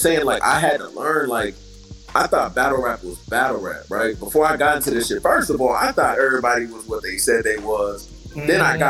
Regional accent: the Bay Area, Northern California, United States; I'm from NorCal, right? Like Gotti from SoCal. He from the LA area. I'm from the Bay. So we don't bang like that up here.

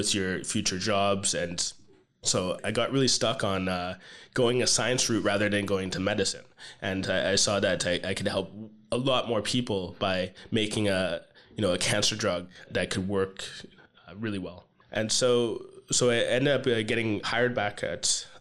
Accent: Canada; I am Canadian

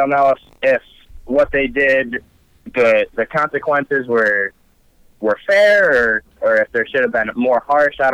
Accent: New York, United States; I'm from New York

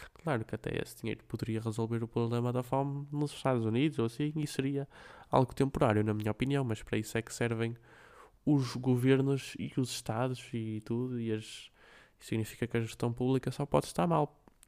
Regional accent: Braga, Norte, Portugal; Braga, a minha terra, eu vivo aqui desde que nasci

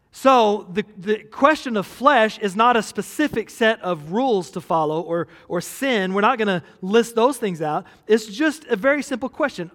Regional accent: United States

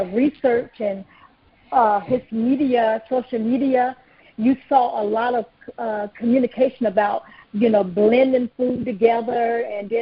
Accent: North Carolina, United States; I grew up in North Carolina on a hog farm

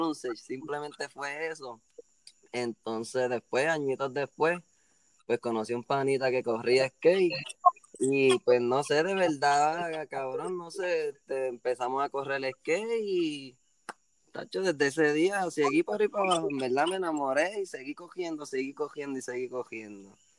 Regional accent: Cayey, Puerto Rico; also born or lived in Caguas; now in Cidra, Puerto Rico

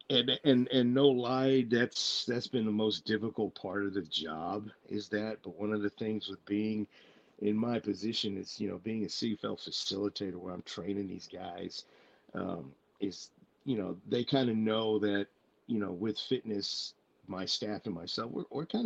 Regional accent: Tachikawa, Tokyo, Japan; born there; also born or lived in Plattsburgh, United States / Kaiserslautern, Delaware, United States / Maine, United States; I was born in Tachikawa Air Force Base. Uh, we went from there uh, lived in Plattsburgh, New York for a few years. We lived in uh, uh, Kaiserslautern Air Force Base for a few years in Germany.

